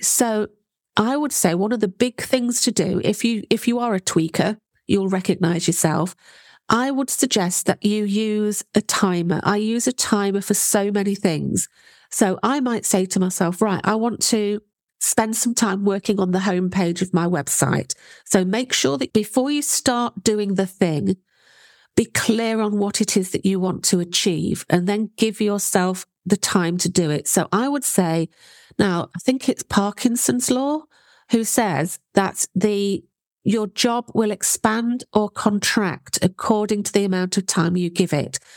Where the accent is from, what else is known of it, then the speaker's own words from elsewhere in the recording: United Kingdom; You can tell I'm British